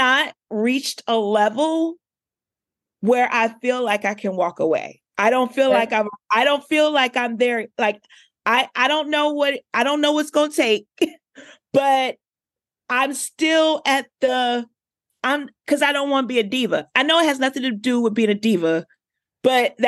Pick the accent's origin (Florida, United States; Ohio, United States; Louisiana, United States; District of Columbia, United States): District of Columbia, United States; Washington; I'm from Southeast DC